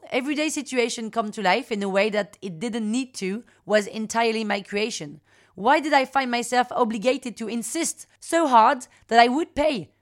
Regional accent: Paris, Île-de-France, France; Parisian, thirty-six

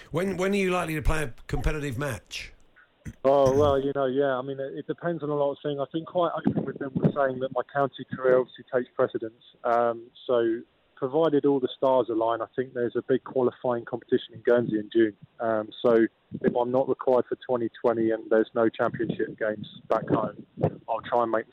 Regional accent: Germany; born there; I was born in in Germany uh, due to my dad being in the forces.

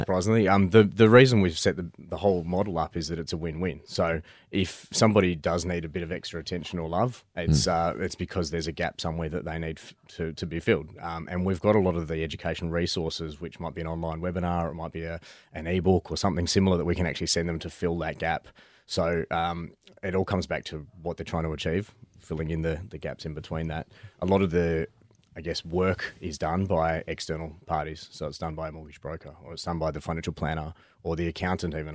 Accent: Perth, Western Australia, Australia; moved away as an adult; now in Melbourne, Australia; Grew up in Perth moved to Melbourne uh, 14 years ago

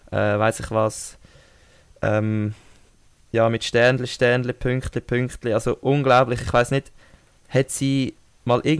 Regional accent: Switzerland; Als Schweizer kommt es mir und uns schon entgegen, aber es sie tut mir auch irgendwie mega leid.

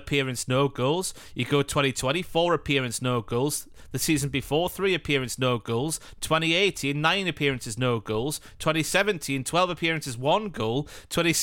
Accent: the north of England, United Kingdom; I'm up from up north

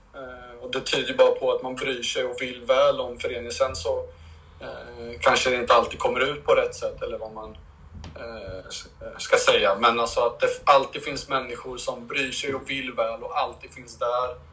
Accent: Linköping, Östergötland, Sweden; jag är från Linköping

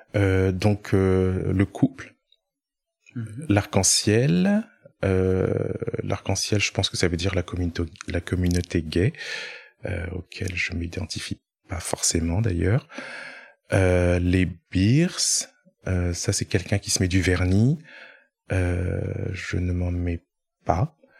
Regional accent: Orléans, Centre-Val de Loire, France; moved away; je viens d'Orléans à la base

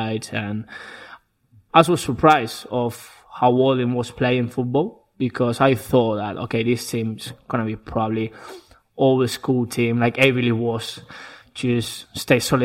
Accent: Basque Country, Spain; English is a second language; moved away as an adult; now in England; I'm from the north of Spain, the Basque Country

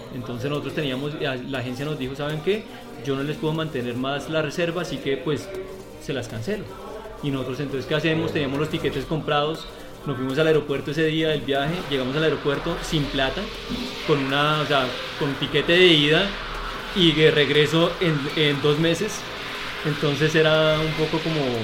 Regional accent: Bogotá, Colombia; soy bogotano, en mis raíces soy un criollo total, porque mi papá es, es, de, mm, es caldense y mi mamá es de Boyacá. Yo, soy, yo nací en Bogotá

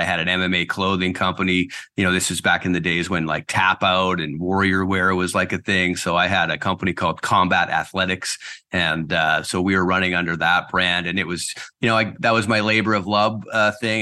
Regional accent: Surrey, British Columbia, Canada; moved away as an adult; also born or lived in Kelowna; now in Nanaimo, Canada; I was born and raised in South Surrey, White Rock

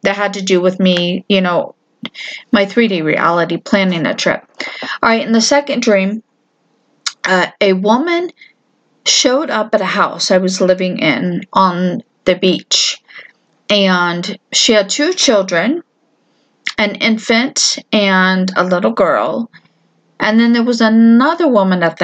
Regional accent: Florida, United States; moved away; I'm from Florida

